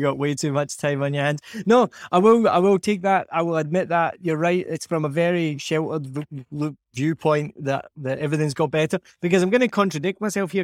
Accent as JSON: {"language": "English", "region": "Scotland", "country": "United Kingdom", "moved": "yes", "lives_now": "Vietnam", "said": "I say I'm Scottish or even filling in a form and there's no option. It's just English. I'll say I'm from Scotland"}